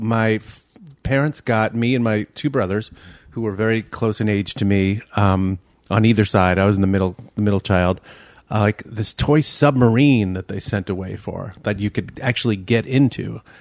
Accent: New York City, New York, United States; moved away as an adult; now in Minneapolis, United States; I grew up in Bay Ridge, Brooklyn, around the Verrazano Bridge there

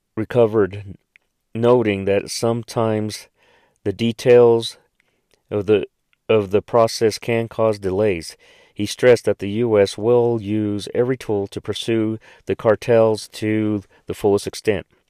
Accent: United States; American citizens

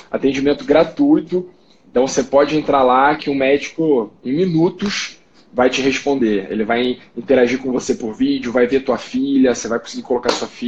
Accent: Rio de Janeiro, Brazil; now in São Paulo, Brazil; Eu, eu sou carioca, mas moro hoje em São Paulo, então conheço bastante lá.

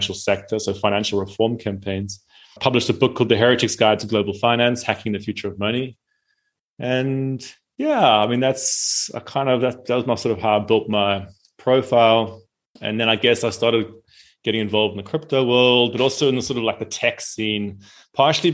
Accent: South Africa; I'm from South Africa.

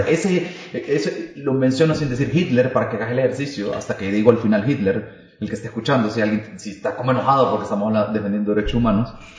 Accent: El Salvador

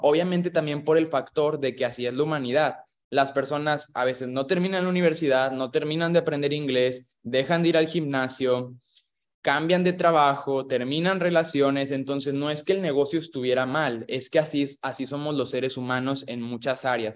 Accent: Monclova, Coahuila, Mexico; Yo soy de Monclova, Coahuila

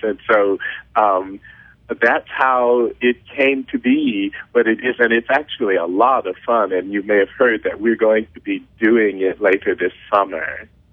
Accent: Mississippi, United States; I learned in Mississippi or that I grew up with in Mississippi

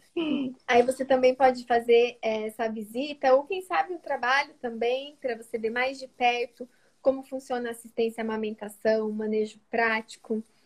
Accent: interior of São Paulo, Brazil; moved away as an adult; also born or lived in Maringá; now in Santos, Brazil; eu não sou de Maringá, sou do interior de São Paulo, mas eu morava em Maringá durante o período da faculdade.

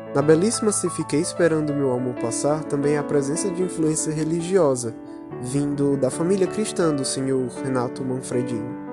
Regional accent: Brazil; meu país, o Brasil

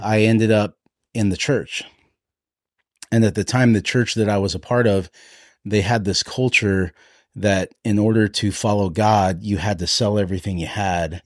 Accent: Hawaii, United States; I'm, I'm Hawaiian

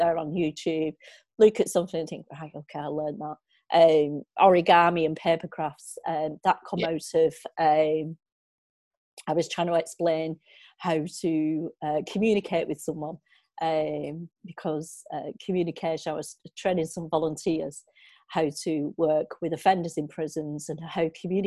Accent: Walkden, North West England, United Kingdom; now in Bolton, United Kingdom; I grew up in Walkden, living at my grandparents every weekend

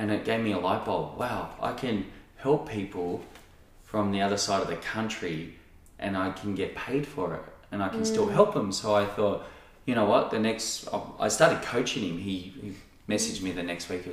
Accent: Sydney, New South Wales, Australia; moved away; also born or lived in Noosa; the guys I grew up with in Sydney

